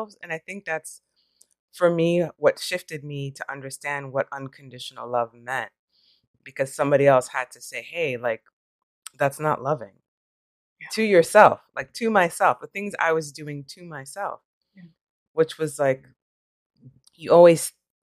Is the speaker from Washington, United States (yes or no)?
no; New York, United States; now in California, United States; I'm from New York